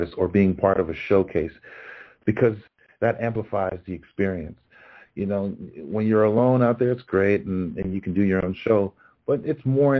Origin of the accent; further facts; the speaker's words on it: New York, United States; also born or lived in Los Angeles; I'm originally from New York, and I'm rooting for my hometown Knicks